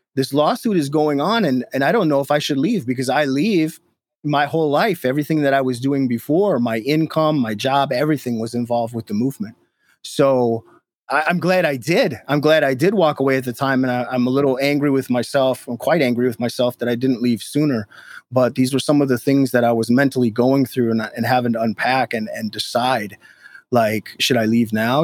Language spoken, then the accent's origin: English; Minnesota, United States; moved away as an adult; now in Detroit, United States; I'm from Minnesota originally